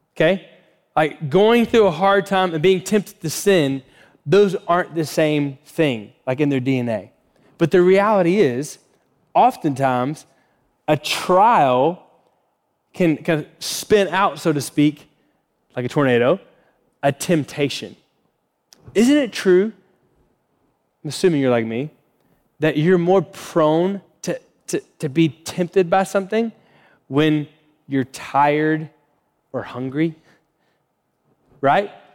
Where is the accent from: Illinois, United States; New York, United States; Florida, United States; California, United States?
Florida, United States; moved away; I grew up in Florida, so kind of like Floridian language we would use